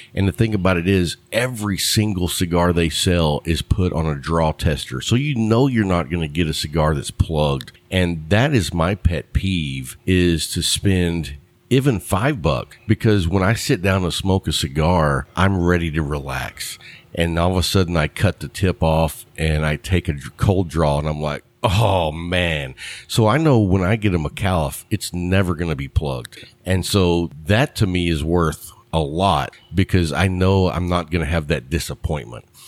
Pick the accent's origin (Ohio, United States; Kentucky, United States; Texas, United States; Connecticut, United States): Texas, United States; I, am a Texas guy